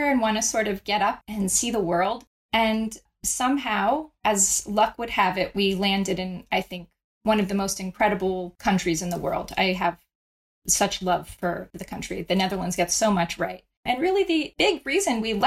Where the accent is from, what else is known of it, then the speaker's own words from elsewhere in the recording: Florida, United States; for much of my childhood, I grew up in Florida